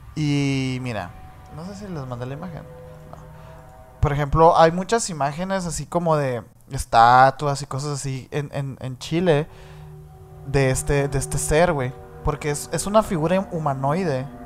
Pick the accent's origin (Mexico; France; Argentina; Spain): Mexico; nosotros siendo mexicanos